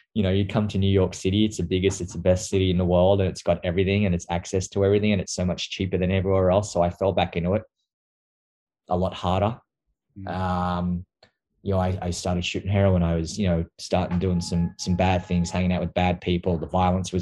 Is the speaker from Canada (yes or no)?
no; Queanbeyan, New South Wales, Australia; I grew up in Canberra, or just a small little town outside of Canberra called Queanbeyan.